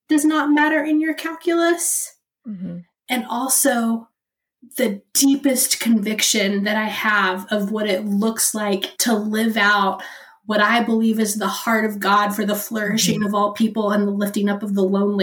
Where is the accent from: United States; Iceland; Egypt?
United States; Oklahoma; I'm from Oklahoma, where we had some major tornadoes